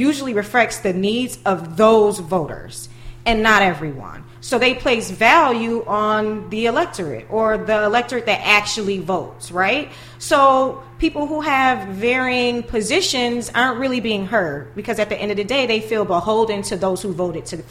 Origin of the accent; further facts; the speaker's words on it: Buffalo, New York, United States; growing up in Buffalo